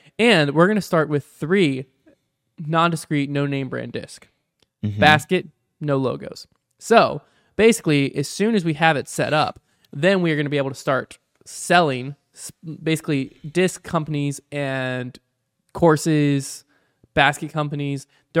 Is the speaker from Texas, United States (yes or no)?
no; Michigan, United States; Hi, guys. … I'm from Michigan.